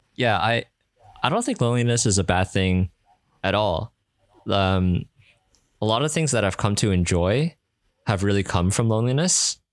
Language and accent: English; Canada; I'm from Canada.